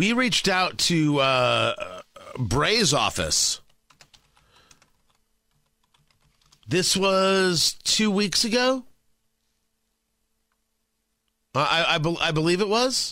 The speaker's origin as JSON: {"language": "English", "town": "Middletown", "region": "New Jersey", "country": "United States", "tie": "born or raised there", "moved": "yes", "lives_now": "Indiana, United States", "said": "as a kid growing up in Middletown, New Jersey"}